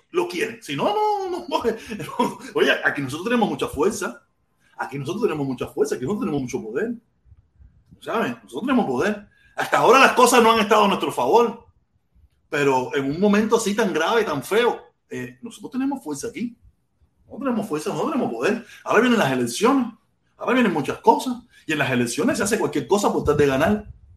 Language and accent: Spanish; Cuba; now in Miami, United States